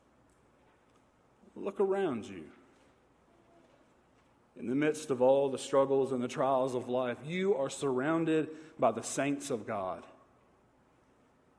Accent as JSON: {"language": "English", "town": "Manchester", "region": "Tennessee", "country": "United States", "tie": "born or raised there", "said": "I grew up outside of Manchester, Tennessee. And I grew up on a farm"}